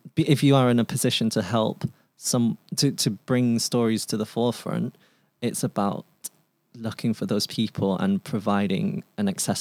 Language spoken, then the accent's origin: English; Manchester, North West England, United Kingdom; first language Cantonese; moved away as an adult; coming back to my hometown, Manchester, moving home